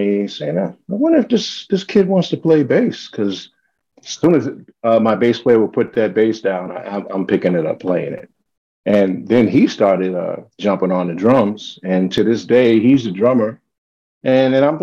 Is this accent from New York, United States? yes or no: yes; New York City, New York, United States; also born or lived in Minneapolis, Minnesota / California; now in Jersey City, United States; when I was around six, we came to New York. So I'm basically a New Yorker. I claim New York